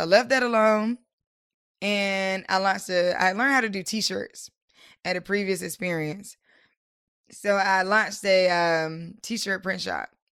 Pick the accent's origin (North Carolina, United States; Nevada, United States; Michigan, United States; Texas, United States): North Carolina, United States; Durham; now in Washington, D.C. area, United States; I'm from, I'm originally from Durham, North Carolina, and I now am in the D M V, like, the D C area.